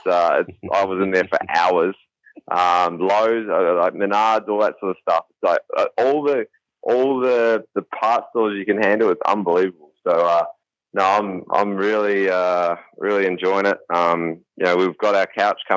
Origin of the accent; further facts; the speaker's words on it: New Zealand; moved away as an adult; also born or lived in Australia; now in United States; I'm from New Zealand